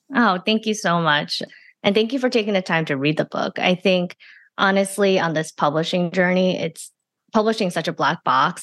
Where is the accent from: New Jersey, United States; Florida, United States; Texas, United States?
New Jersey, United States; also born or lived in China / Flushing, Queens, New York; We spent some time there, but I mostly grew up in the suburbs of New Jersey